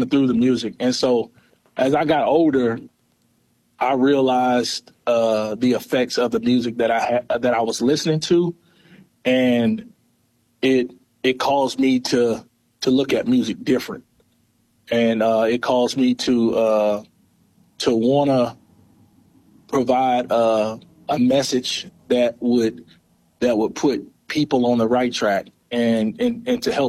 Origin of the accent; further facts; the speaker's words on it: East Prairie, Missouri, United States; also born or lived in Sikeston, Missouri; Born and raised in East Prairie, Missouri.